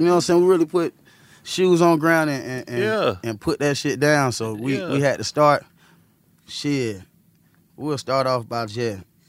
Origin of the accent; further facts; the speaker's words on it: Athens, Georgia, United States; moved away; also born or lived in Gwinnett County, Georgia; I'm from Athens. He from Athens. Moved to Gwinnett